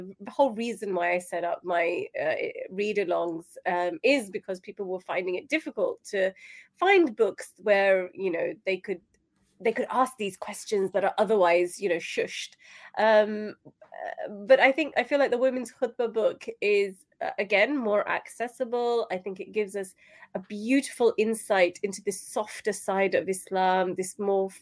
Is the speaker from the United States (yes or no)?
no; United Kingdom; So I'm in the UK, I'm British Pakistani, I have Pakistani heritage